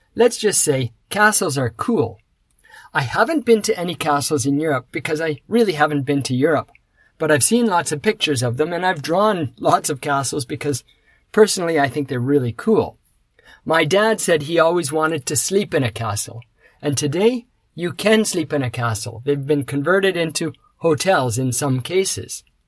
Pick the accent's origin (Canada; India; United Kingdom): Canada; now in Osaka, Japan; I come from Canada